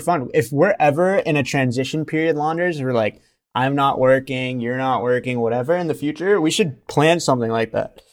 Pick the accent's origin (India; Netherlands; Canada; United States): India; moved away; I was born in India